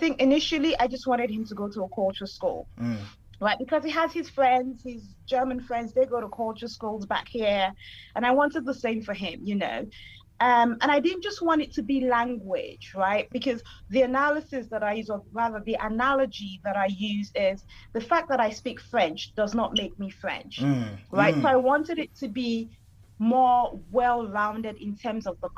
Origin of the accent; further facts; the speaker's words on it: Nigeria; moved away as an adult; now in United Kingdom; I am Nigerian.